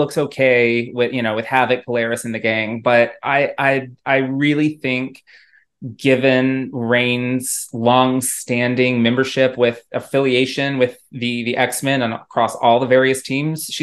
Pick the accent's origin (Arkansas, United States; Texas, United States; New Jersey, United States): Texas, United States; I'm from Texas